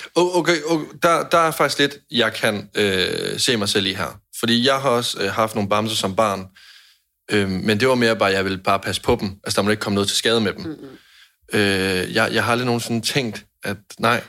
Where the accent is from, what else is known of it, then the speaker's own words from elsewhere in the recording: Jutland, Denmark; jeg er en nære jyde